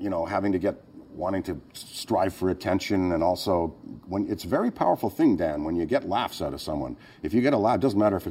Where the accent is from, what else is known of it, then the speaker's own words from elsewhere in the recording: Ottawa, Ontario, Canada; moved away; also born or lived in Hull, Quebec / Toronto; I had a great childhood. I grew up in Ottawa, Canada